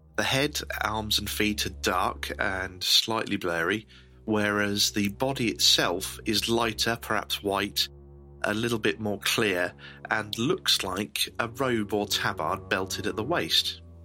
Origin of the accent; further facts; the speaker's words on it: Northamptonshire, East Midlands, United Kingdom; we're not exactly short of ghosts and legends in Northamptonshire